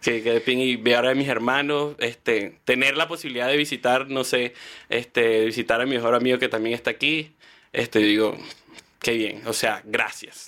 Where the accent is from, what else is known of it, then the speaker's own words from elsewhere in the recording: Valle de la Pascua, Guárico, Venezuela; moved away as an adult; also born or lived in Caracas / Puerto La Cruz; now in Chile; soy de Guárico. Yo, bueno, te voy a decir, yo nací en Caracas, pero como a los, no sé, mi mamá me dice como a los tres días me fui para Vallela, me llevaron para Vallela Pascua, que es en Guárico